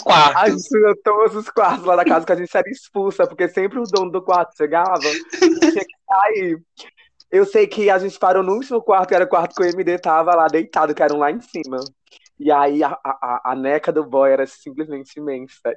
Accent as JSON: {"language": "Portuguese", "town": "Teresina", "region": "Piauí", "country": "Brazil", "said": "eu e a Nina, a gente é de Teresina também"}